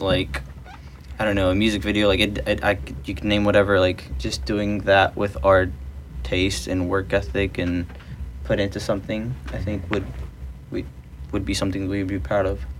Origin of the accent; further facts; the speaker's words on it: Dallas, Texas, United States; moved away as an adult; now in Los Angeles, United States; I am originally from Dallas, Texas, and I now live in Los Angeles, California